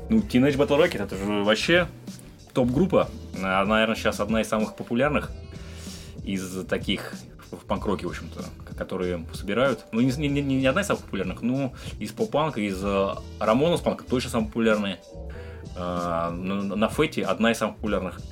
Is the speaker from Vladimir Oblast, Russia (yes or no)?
yes; Vladimir, Vladimir Oblast, Russia; так как я из Владимира, то вот почему-то в Владимире я пересекался часто с нашими известными спортсменами. У нас я занимался раньше спортивной гимнастикой